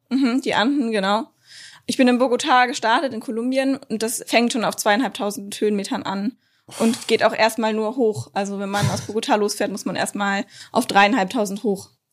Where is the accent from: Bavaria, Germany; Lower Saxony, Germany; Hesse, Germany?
Lower Saxony, Germany; ich komme aus Niedersachsen, wir haben den Harz